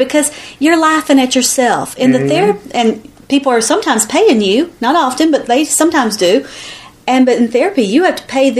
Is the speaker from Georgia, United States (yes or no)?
yes; Georgia, United States; accent: southern; I know. Listen to my twang. I've got the longest southern accent.